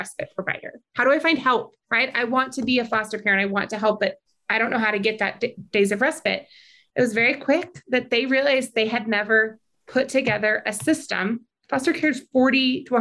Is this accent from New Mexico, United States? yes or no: yes; New Mexico, United States; I grew up in New Mexico. I've lived here my whole life.